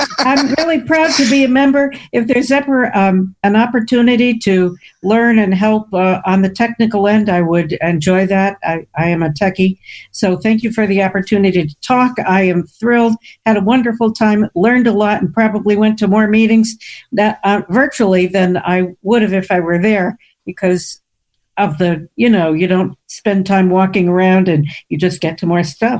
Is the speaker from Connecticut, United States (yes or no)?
yes; Shelton, Connecticut, United States; I'm from Shelton, Connecticut